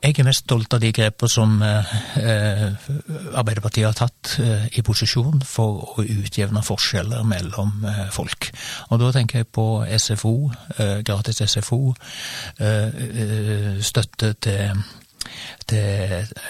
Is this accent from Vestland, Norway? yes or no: no; Sauda, Rogaland, Norway; now in Stavanger, Norway; jeg er født i Sauda og oppvokst